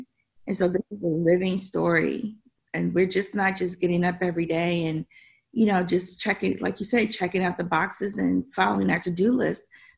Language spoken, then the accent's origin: English; Tennessee, United States; also born or lived in Chicago, United States / Detroit, United States; I was born in Chicago, and I started school in Detroit after the riots, or I should say the uprisings. And then I went to school, junior high and high school, in Tennessee.